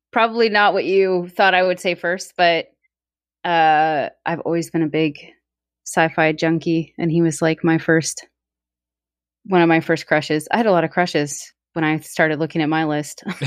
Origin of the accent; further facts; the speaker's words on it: Texas, United States; moved away; my family, my hometown got like two foot of snow, which is unheard of in places in Texas.